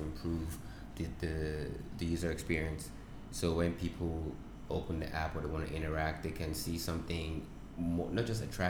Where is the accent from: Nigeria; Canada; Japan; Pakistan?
Nigeria